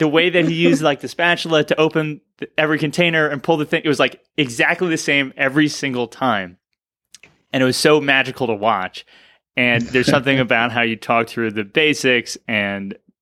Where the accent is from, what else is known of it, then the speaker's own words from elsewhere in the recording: Madison, New Jersey, United States; the town that I grew up in Madison, New Jersey